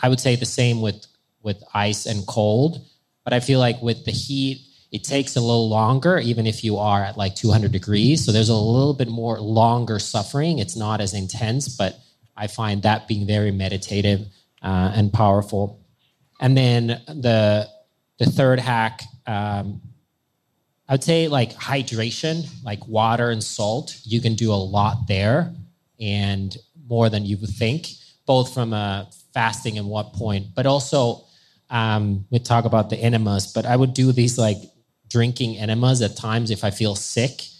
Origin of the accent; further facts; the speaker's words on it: Finland; I'm from Finland and we're on the border of Russia